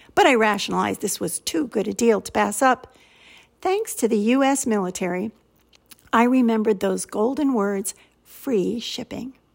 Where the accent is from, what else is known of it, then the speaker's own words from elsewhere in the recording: United States; accent: American; also born or lived in St Andrews, Scotland; my American accent